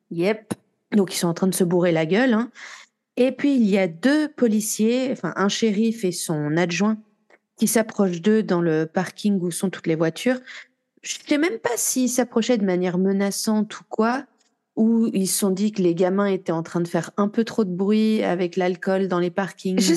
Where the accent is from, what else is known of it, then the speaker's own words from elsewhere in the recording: Marseille, Provence-Alpes-Côte d'Azur, France; comme quoi je suis marseillaise.